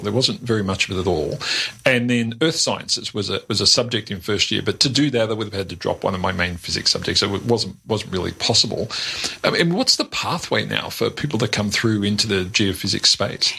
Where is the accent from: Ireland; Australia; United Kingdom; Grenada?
Australia; I'm a bogan from the Western Suburbs.